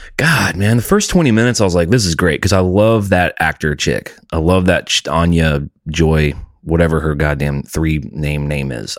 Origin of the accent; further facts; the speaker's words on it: United States; I'm an American. I can't control where I was born